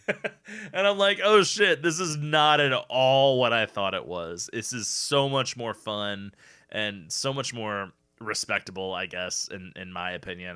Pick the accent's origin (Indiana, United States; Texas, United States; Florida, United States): Indiana, United States; we're from Indiana